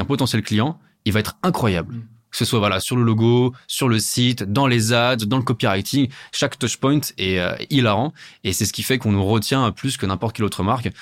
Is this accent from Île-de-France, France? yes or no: yes; Paris, Île-de-France, France; je suis parisien